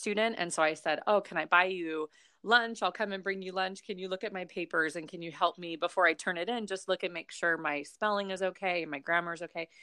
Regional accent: Long Beach, California, United States; also born or lived in Notre Dame, Indiana; I grew up here in, like, Long Beach, California, so I grew up in California.

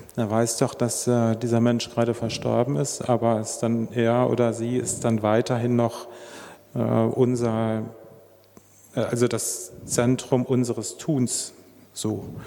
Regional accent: Germany; moved away as an adult; now in Switzerland; ich bin selber, Sie hören es an meinem nicht vorhandenen Mundart. Ich bin äh, Dütscher und erst seit fünf Jahren hier ähm, bei, bei, uns in der Schweiz

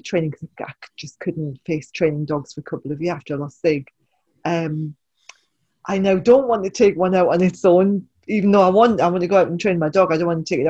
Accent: Jarrow, North East England, United Kingdom; everyone calls me a Geordie, but I'm actually Jerovian because I come from Jarrah.

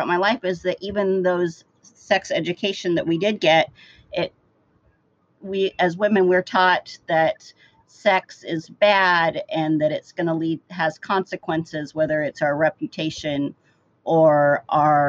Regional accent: Idaho, United States; I grew up in Idaho, where it was a very conservative area

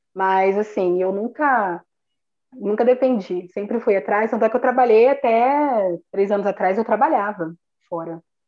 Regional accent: Paraná, Brazil; sou aqui do Paraná.

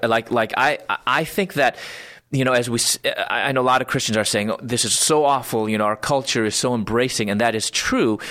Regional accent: Chicago, Illinois, United States; moved away as an adult; also born or lived in Louisville, Kentucky; I was born in Chicago area

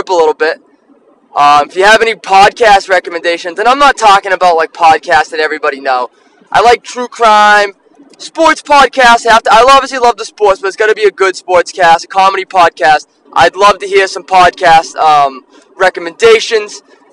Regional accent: Taunton, Massachusetts, United States; I'm from Taunton. I'm a townie

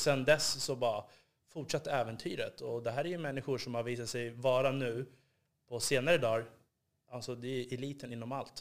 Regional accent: Upplands Väsby, Stockholm County, Sweden; jag är uppvuxen i Upplands Väsby

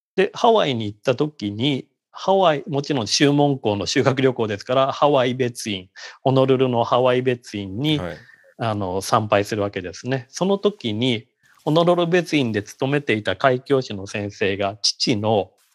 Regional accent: Sapporo, Hokkaido, Japan; now in Canada; 北海道の札幌で生まれ育ちました

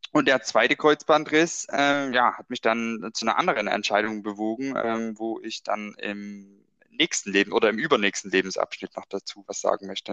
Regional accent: Brand-Erbisdorf, Saxony, Germany; der Ort, woher ich komme, ähm, oder mein Heimatort, Branderbesdorf genannt

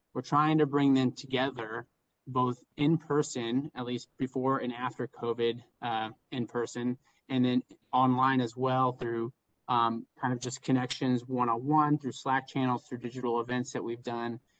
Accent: Indiana, United States; moved away as an adult; now in Chicago, United States; I'm from Indiana originally and went to school at the University of Chicago. Have stayed in Chicago ever since

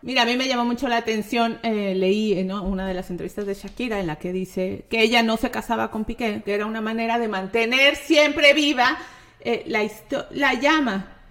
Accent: Mexico; como mexicana

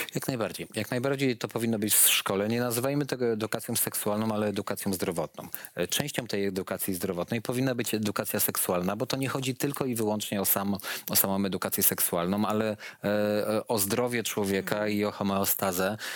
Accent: Łódź, Łódź Voivodeship, Poland; u nas, u nas w Łodzi są szkoły

